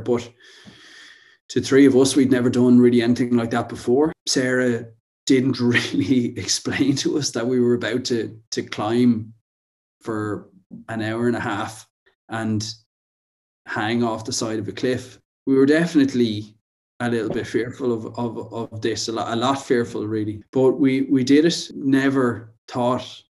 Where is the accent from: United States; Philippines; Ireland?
Ireland; Wicklow, Leinster; I'm from Wicklow, which is just below Dublin